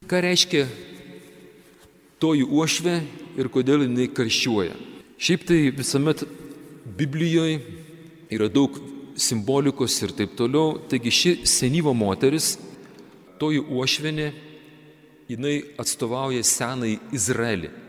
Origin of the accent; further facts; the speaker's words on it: Kretinga, Klaipėda County, Lithuania; mes, žemaičiai, kretingiškiai